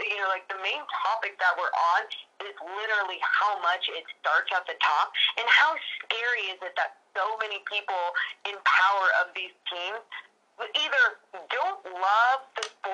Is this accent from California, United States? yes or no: yes; California, United States; We were raised in California, and we grew up as Sacramento Kings fans